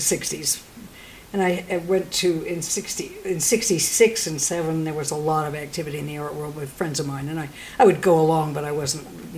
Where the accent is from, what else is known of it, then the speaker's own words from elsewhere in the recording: New York, United States; now in Galisteo, United States; I'm a New Yorker